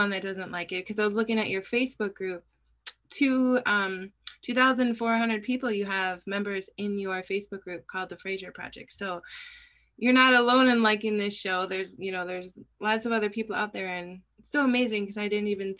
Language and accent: English; Wisconsin, United States; I'm from Wisconsin, so that's where I'm calling in from.